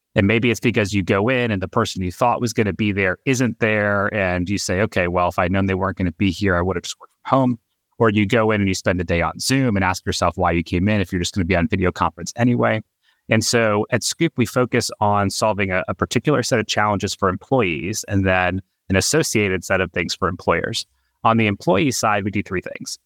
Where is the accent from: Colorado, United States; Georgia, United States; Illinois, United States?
Georgia, United States; Atlanta; We grew up in Atlanta, and our high school was twenty-five miles away from where we lived.